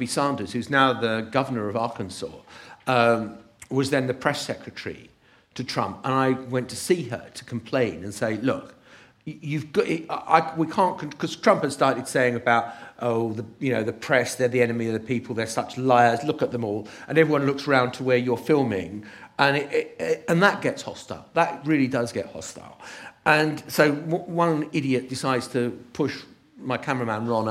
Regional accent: United Kingdom; we're British after all

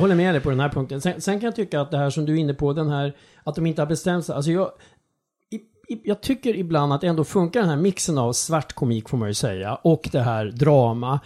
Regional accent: Strängnäs, Södermanland, Sweden; min uppväxtstad Strängnäs

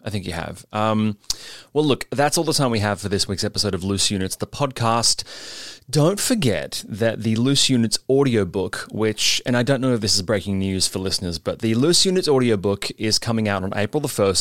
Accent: Sydney, New South Wales, Australia; now in Melbourne, Australia; I was raised in Sydney by good parents

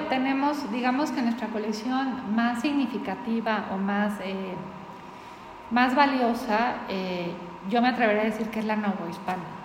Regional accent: Mexico; nuestra identidad como mexicanos

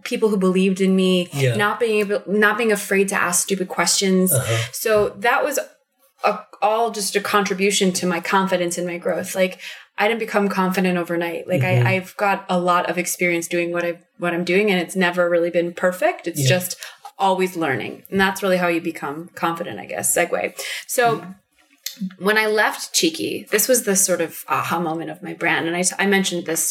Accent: Chicago, Illinois, United States; I'm from Chicago

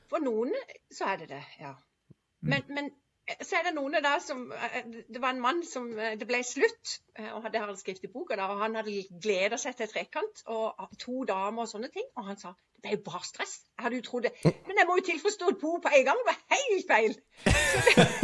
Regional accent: Sørlandet, Southern Norway, Norway; jeg er jo fra Sørlandet

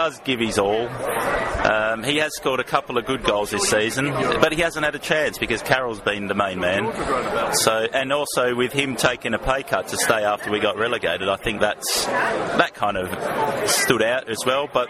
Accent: Australia; also born or lived in Ealing, London; now in London, United Kingdom; I am from Australia

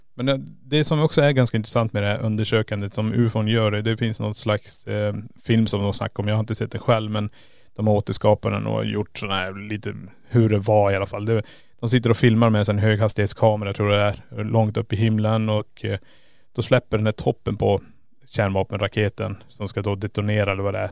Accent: Kiruna, Norrbotten County, Sweden; vi kommer ju från Kiruna

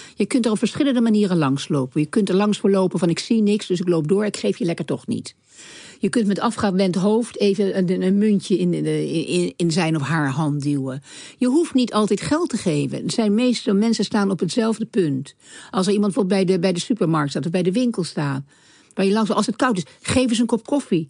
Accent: The Hague, South Holland, Netherlands; opgegroeid in Den Haag, waar ik opgegroeid werd.

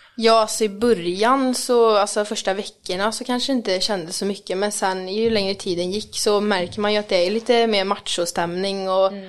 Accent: Mariestad, Västra Götaland, Sweden; Jag kom från Mariestad

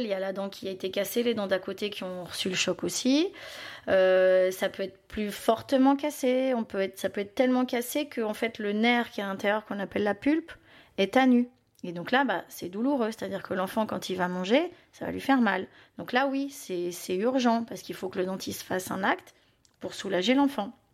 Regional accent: Belgium; Moi, je suis belge

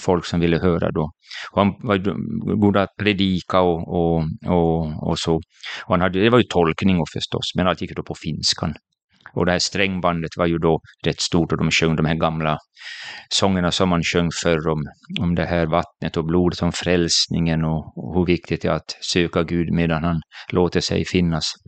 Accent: Jakobstad, Ostrobothnia, Finland; jag är född i Finland, i Jakobstad, en liten stad vid västkusten

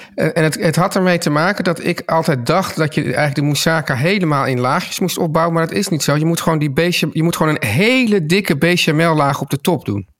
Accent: Amsterdam, North Holland, Netherlands; ik opgroeide in Amsterdam

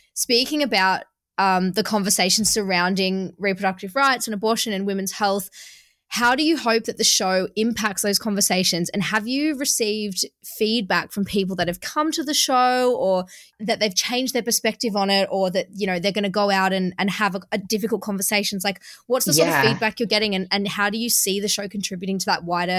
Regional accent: Australia; It's because I'm Australian

